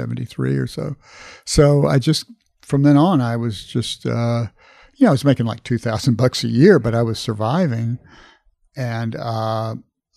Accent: Corpus Christi, Texas, United States; I was growing up in Corpus Christi, Texas

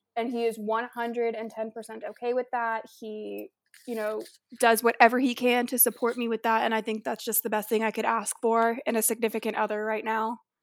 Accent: Tampa, Florida, United States; moved away; I'm originally from Tampa, Florida, so like Madison, I am also a Florida girl

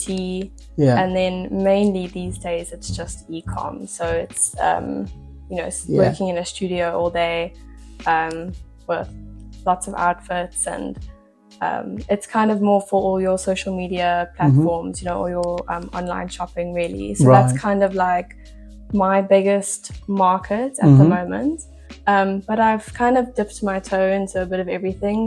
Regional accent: Pretoria, Gauteng, South Africa; moved away; in Pretoria, like where I was from

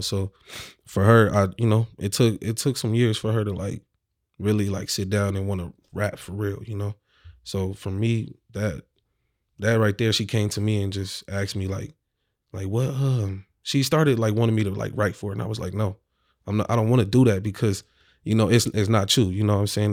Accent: Omaha, Nebraska, United States; I'm from Omaha, Nebraska, specifically North Omaha, Nebraska.

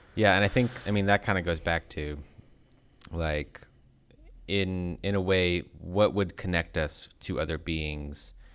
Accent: United States; being American

